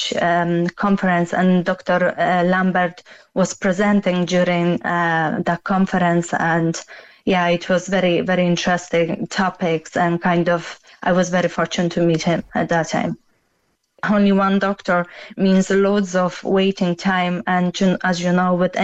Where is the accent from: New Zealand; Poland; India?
Poland; now in Cork, Ireland; I'm originally from Poland myself